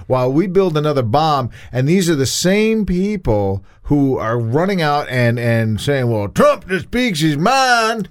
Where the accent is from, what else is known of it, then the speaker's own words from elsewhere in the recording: United States; I am proud to be an American